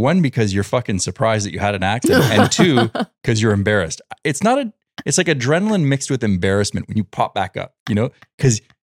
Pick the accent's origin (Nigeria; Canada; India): Canada; Montreal, Quebec; now in United States; Montreal, we have the auto